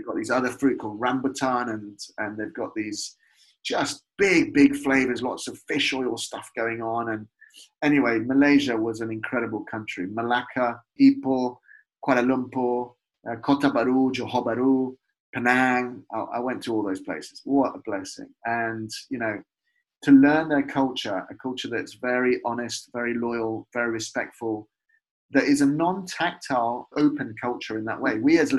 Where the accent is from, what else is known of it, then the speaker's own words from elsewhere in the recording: Leicester, East Midlands, United Kingdom; When I was growing up in Leicester, just off Victoria Park, you know Victoria Park?